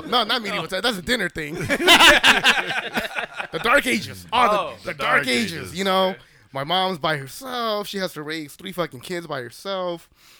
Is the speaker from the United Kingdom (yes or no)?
no; El Salvador; moved away; I was born in Central America, bro.